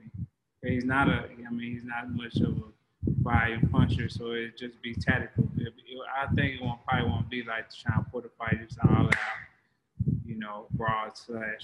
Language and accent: English; Dallas, Texas, United States; my hometown fans